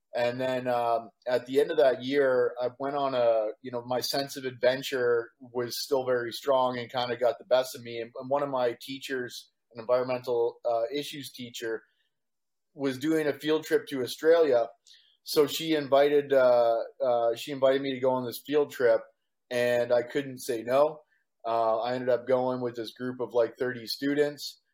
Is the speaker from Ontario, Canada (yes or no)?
yes; Walkerton, Ontario, Canada; moved away as an adult; also born or lived in London, Ontario / Calgary / Vancouver / Victoria; now in Costa Rica; I was born and raised in Canada. I grew up in Walkerton, Ontario.